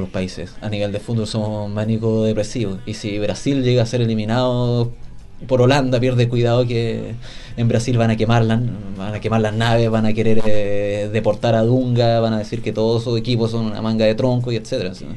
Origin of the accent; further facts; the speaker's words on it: Chile; como chileno